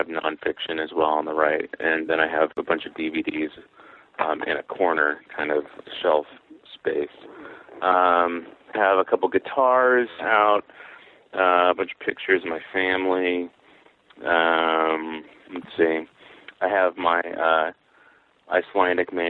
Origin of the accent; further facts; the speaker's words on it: Mount Vernon, Washington, United States; a used bookstore in my hometown, which is Mount Vernon, Washington